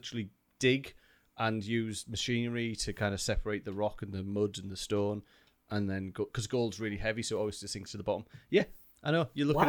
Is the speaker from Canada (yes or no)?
no; United Kingdom; Well, we're British.